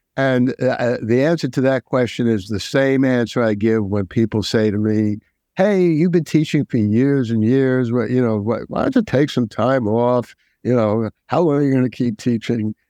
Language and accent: English; New York, United States; I'm a New Yorker